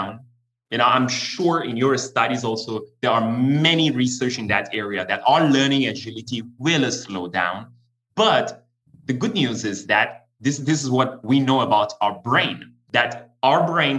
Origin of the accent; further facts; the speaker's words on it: Iran; English is a second language; moved away as an adult; I'm born and raised in Iran, but I left the country when I was in my early 20s.